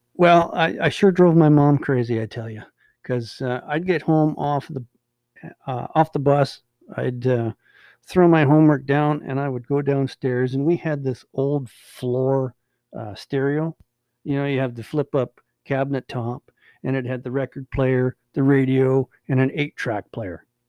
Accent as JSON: {"language": "English", "town": "Hines Creek", "region": "Alberta", "country": "Canada", "tie": "born or raised there", "also_born_or_lived": "Beaverlodge, Alberta / Manning, Alberta", "said": "we moved to Hines Creek in 1974, and that's you know pretty much where I've been ever since"}